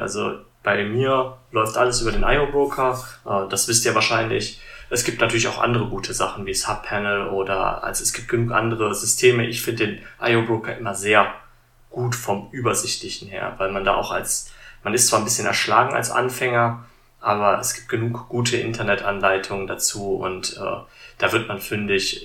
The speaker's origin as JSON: {"language": "German", "country": "Germany", "said": "bei uns in Deutschland"}